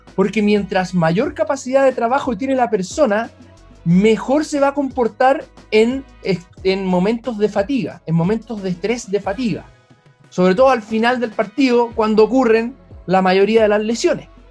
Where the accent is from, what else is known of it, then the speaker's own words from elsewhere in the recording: Chile; todos los chilenos